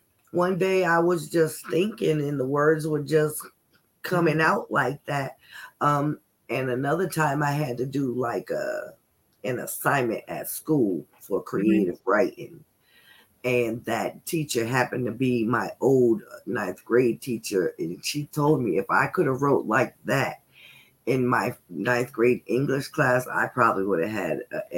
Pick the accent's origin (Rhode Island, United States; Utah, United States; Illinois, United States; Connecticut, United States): Rhode Island, United States; Providence; Oh, I'm from Rhode Island. I'm okay. From way up north.